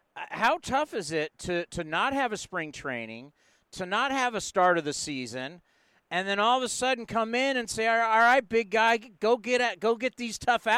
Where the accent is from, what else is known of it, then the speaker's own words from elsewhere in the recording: San Diego, California, United States; I grew up in San Diego